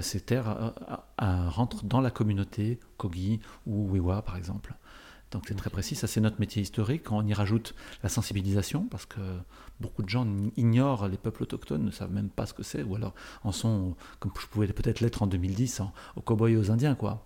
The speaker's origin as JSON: {"language": "French", "town": "Paris", "region": "Île-de-France", "country": "France", "tie": "born or raised there", "said": "je suis, né, euh, je suis né à Paris, ou à peu près."}